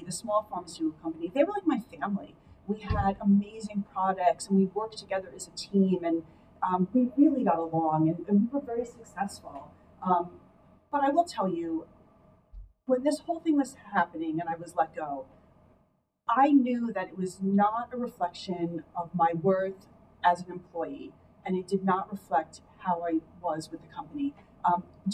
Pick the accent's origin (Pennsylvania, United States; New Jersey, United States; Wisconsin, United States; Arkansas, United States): New Jersey, United States; moved away as an adult; now in Dallas, United States; I am born and raised in New Jersey